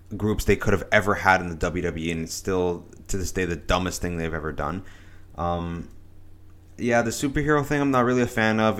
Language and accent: English; Canada; as a Canadian